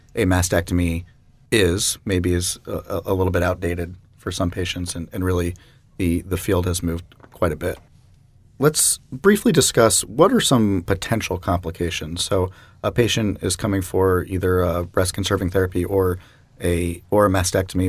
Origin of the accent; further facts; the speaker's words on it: Jacksonville, Florida, United States; I'm a Jacksonville native myself